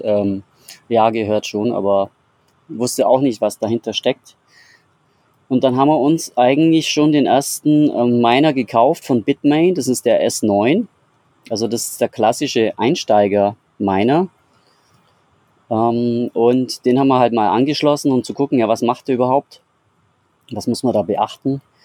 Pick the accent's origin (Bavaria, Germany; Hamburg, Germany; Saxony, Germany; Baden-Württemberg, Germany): Bavaria, Germany; ich komme aus Bayern